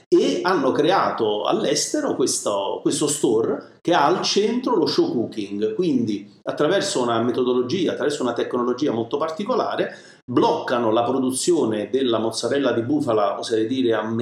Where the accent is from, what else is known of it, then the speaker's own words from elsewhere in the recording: Naples, Campania, Italy; parlo della mia campagna perché ovviamente sono napoletano, che è la mozzarella di bufala.